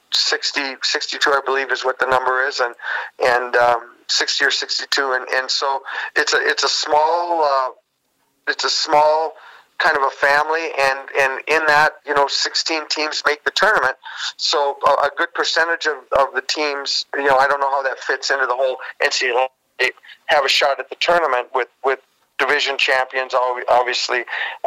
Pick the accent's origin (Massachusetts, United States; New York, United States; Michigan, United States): Michigan, United States; Sault Ste. Marie; I grew up in Sault Ste. Marie.